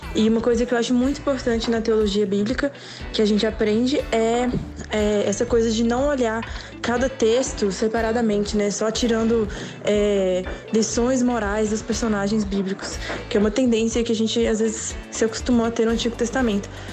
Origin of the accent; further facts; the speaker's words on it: Minas Gerais, Brazil; now in Campinas, Brazil; eu sou de Minas, mas moro em Campinas